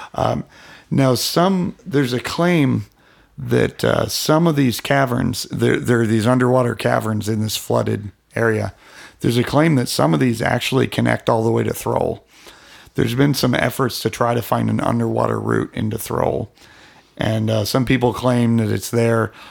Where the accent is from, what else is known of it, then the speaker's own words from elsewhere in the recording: Alliance, Ohio, United States; my hometown. It's not all that famous. Alliance, Ohio